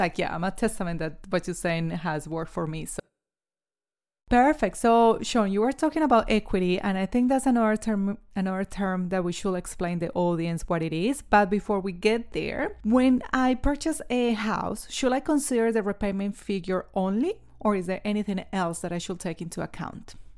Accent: New Zealand; now in Australia; I'm a Kiwi

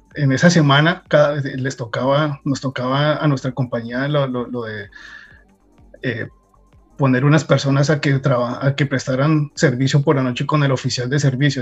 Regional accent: Colombia; moved away as an adult; now in United States; yo salí de Colombia muy joven, casi que recién graduado, de, la universidad.

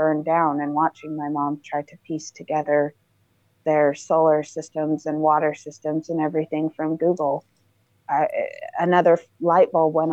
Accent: White City, Utah, United States; moved away; I grew up in White City, Utah

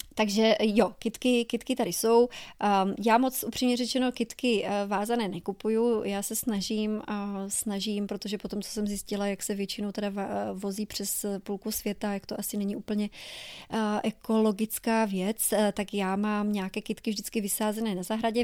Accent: Czechia; moved away as an adult; now in New Orleans, United States; V Česku já jsem v životě neměla auto

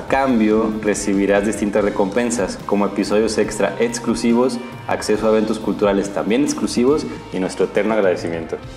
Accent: Mexico; born or raised there; moved away

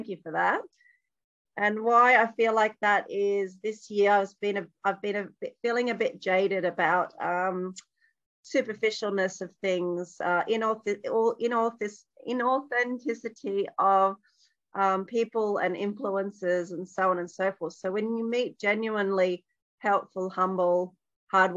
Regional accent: Townsville, Queensland, Australia; I'm from Townsville.

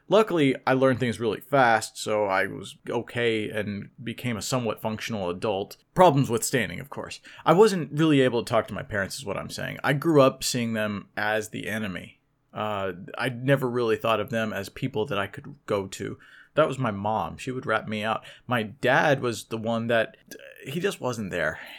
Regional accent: Oklahoma City, Oklahoma, United States; I was brought up in Oklahoma City, Oklahoma

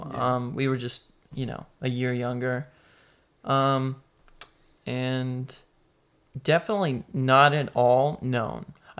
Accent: North Carolina, United States; accent: southern; we're from North Carolina. As East Coast as East Coast can get, probably.

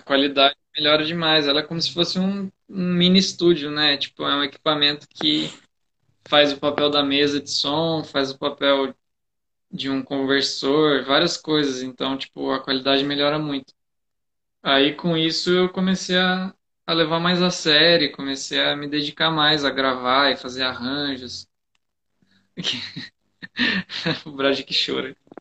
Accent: Mogi das Cruzes, São Paulo, Brazil; lá em Mogi das Cruzes, que eu nasci em Mogi

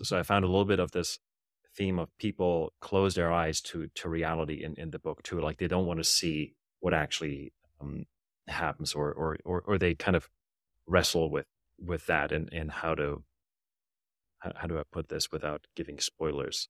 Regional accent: Germany; English is a second language; I grew up in Germany

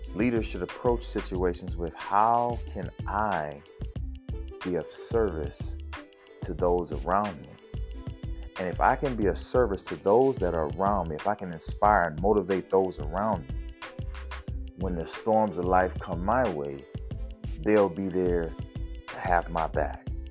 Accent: New Orleans, Louisiana, United States; accent: Louisiana; growing up in New Orleans and, and living in the project

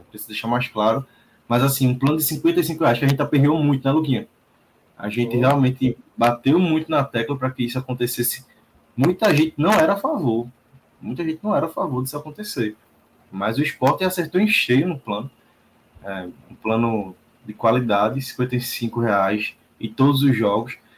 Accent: interior of Pernambuco, Brazil; Eu sou aqui do interior do Pernambuco

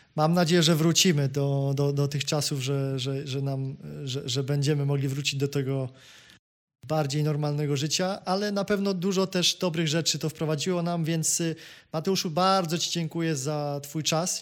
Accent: Kraków, Lesser Poland, Poland; ja jestem Krakusem z Krakowa

